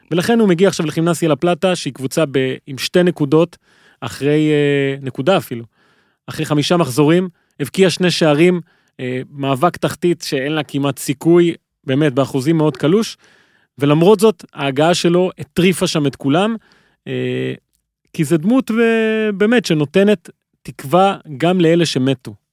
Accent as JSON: {"language": "Hebrew", "country": "Argentina", "said": "אני כארגנטינאי"}